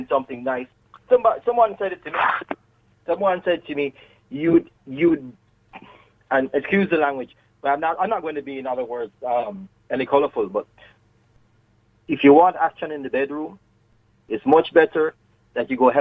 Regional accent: Jamaica; accent: Jamaican; moved away as an adult; I am actually Jamaican. I've been living here for 15 years

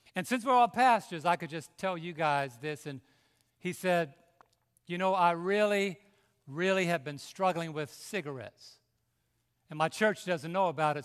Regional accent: New York City, New York, United States; moved away; I was raised in New York City

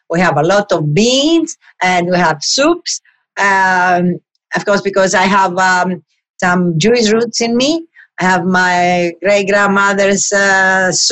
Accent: Greece; moved away as an adult; now in New York, United States; We have the same people in the kitchen since eight and a half years ago, almost nine now, that since I came from Greece.

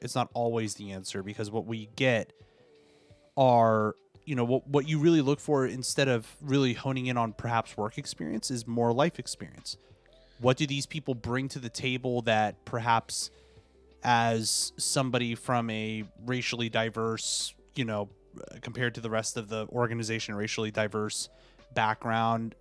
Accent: Washington, District of Columbia, United States; growing up in this area here in the DC area, I I grew up with all sorts of ethnicities

